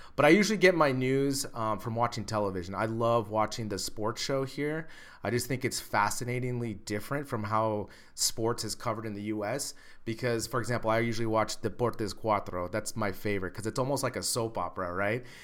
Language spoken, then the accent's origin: English; United States; now in Madrid, Spain; as an American